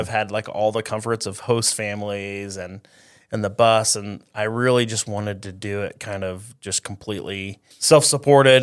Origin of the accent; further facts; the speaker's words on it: Eldon, Iowa, United States; I grew up in Eldon, Iowa, so it's right by, right, kinda right between Fairfield and Ottumwa